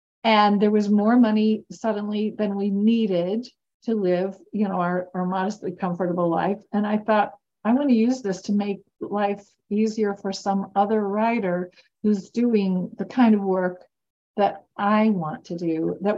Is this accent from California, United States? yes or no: no; Kentucky, United States; My accent, my culture, the whole way I was, which I thought was normal, was made me a laughingstock when I got to university. I mean, my friends gave me this thing that they thought was so funny. It was a passport. It was a Hoosier passport allowing a certain number of Kentuckians